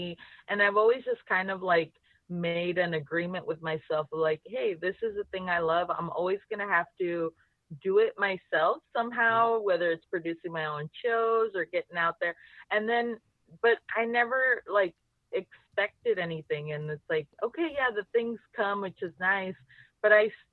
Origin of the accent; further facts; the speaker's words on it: Laredo, Texas, United States; I'm from Laredo